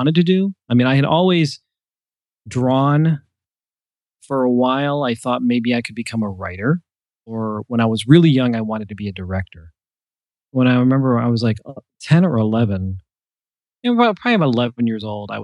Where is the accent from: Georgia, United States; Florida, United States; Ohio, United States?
Ohio, United States; Cleveland; I am an artist from Cleveland, Ohio